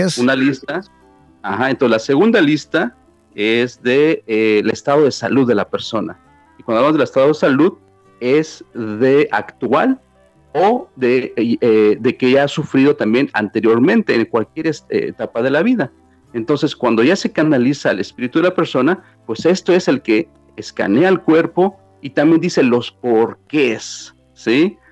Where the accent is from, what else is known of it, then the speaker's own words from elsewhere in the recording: Mexico City, Mexico; now in New York, United States; Soy originalmente de la Ciudad de México e inmigré este, muy joven para acá, para Nueva York.